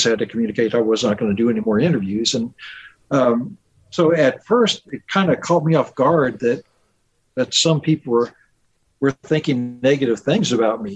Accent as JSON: {"language": "English", "region": "Indiana", "country": "United States", "tie": "born or raised there", "also_born_or_lived": "Seattle", "moved": "yes", "said": "I'm from Indiana."}